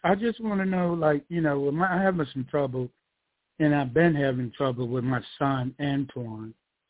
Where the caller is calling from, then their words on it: Georgia, United States; I'm calling from Georgia.